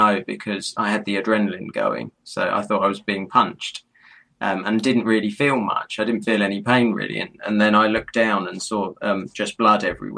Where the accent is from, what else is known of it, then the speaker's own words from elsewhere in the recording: London, United Kingdom; being a Londoner